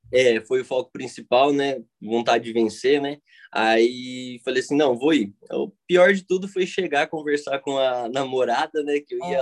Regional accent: Cidade Gaúcha, Paraná, Brazil; É, eu sou de Cidade Gaúcha, né, Paraná.

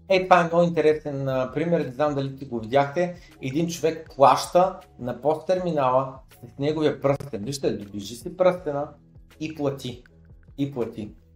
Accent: Bulgaria; че съм българин

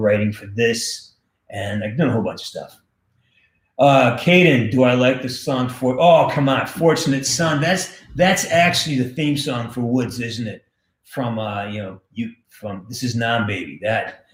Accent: Western Massachusetts, United States; I'm from Western Mass

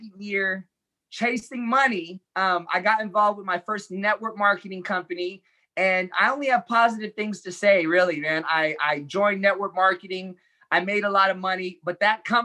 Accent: Los Angeles, California, United States; I was born in East

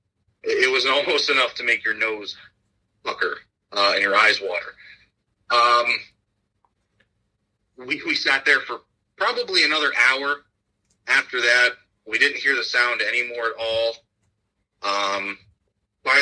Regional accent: Ashtabula County, Northeast Ohio, United States; I am from Northeast Ohio, Asheville County. Lived here all my life

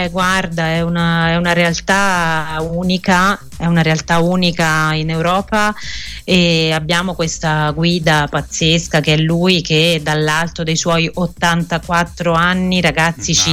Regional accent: Umbria, Italy; moved away; io sono proprio tornata, io sono Umbra, sono mm-hmm. cresciuta in un paese Bellissimo. piccolino e sono tornata a vivere qua.

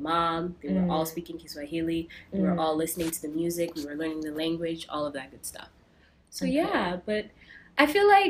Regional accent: New York City, New York, United States; I feel like I am a Kenyan New Yorker, though, because I don't claim all

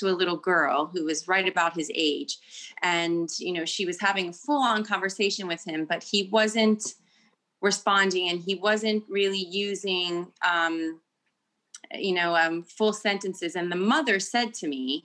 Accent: United States; first language English; moved away as an adult; also born or lived in Italy; now in United Kingdom; I'm from the United States

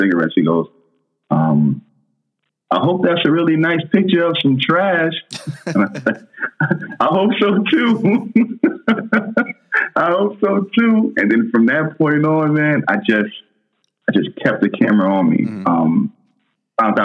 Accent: New York City, New York, United States; moved away; I'm a kid from Brooklyn

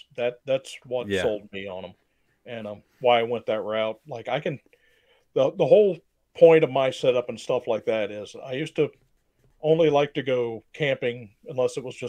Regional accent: Morgan Monroe area, Indiana, United States; I grew up camping out in Morgan Monroe and just family camping trips and stuff like that. And where I live now has grown up a lot. But back when I was a kid, it was nothing but farmland and woods around me.

